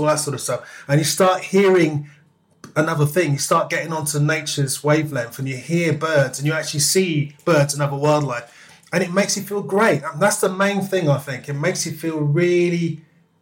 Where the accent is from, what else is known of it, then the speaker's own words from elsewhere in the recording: London, United Kingdom; also born or lived in Park Royal; raised in Wembley